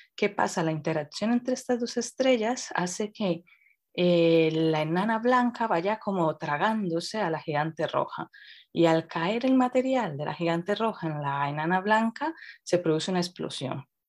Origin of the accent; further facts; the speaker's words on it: Colombia; now in Madrid, Spain; soy colombiana y creo que en ese sentido me ha ayudado mucho el crecer en un ambiente donde esto es, se ve totalmente diferente